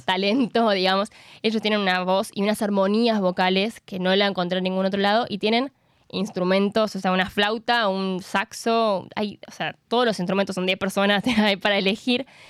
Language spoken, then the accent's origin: Spanish; San Juan, Argentina; soy sanjuanina